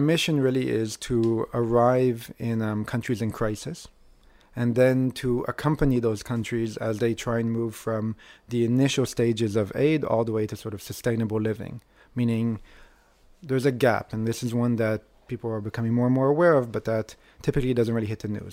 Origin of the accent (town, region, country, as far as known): Israel